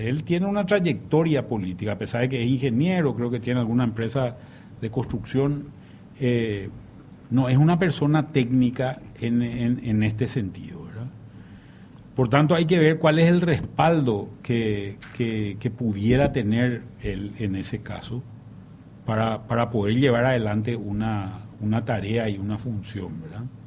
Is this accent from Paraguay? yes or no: yes; Paraguay; somos 7 millones de paraguayos, o más de 7 millones de paraguayos